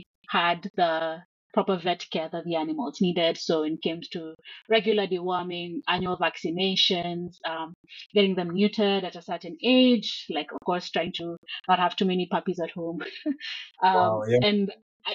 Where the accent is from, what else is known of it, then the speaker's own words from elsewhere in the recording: Nairobi, Kenya; I was born and raised in Nairobi, Kenya, the beautiful city of Nairobi